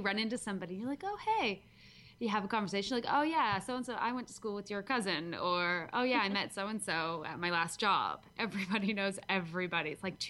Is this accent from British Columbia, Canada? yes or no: yes; Vancouver, British Columbia, Canada; accent: half Canadian, a little bit Australian; moved away as an adult; now in Adelaide, Australia; I grew up in just outside of Vancouver until I was, I don't even know, until about 10 years ago. And then I moved to Adelaide, South Australia, 10 years ago to be with my husband.